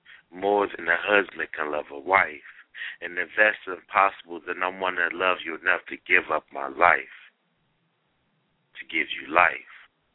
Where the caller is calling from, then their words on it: Cincinnati, Ohio, United States; Cincinnati, Ohio.